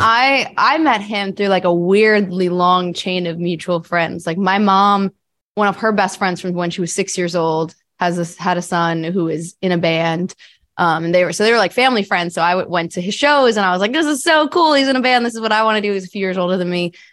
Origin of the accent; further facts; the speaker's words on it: New Jersey, United States; I grew up in New Jersey